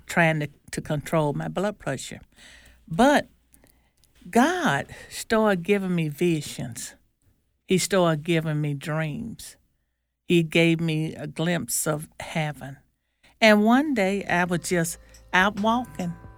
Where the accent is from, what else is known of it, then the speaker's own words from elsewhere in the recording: Nettleton, Mississippi, United States; I'm from Nellaton, Mississippi